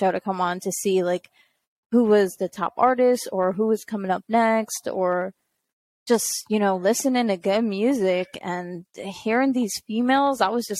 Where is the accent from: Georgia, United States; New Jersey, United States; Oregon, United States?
New Jersey, United States; I grew up in Jersey